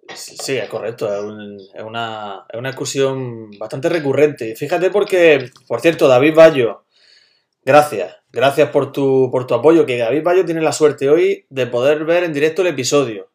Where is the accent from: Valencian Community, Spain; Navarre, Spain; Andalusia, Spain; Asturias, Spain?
Andalusia, Spain; Almería; estábamos tres personas de Almería